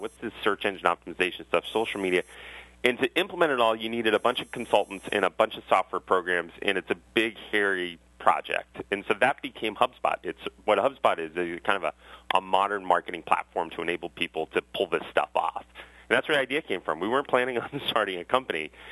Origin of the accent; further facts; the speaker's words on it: Westwood, Massachusetts, United States; I grew up in Westwood, Massachusetts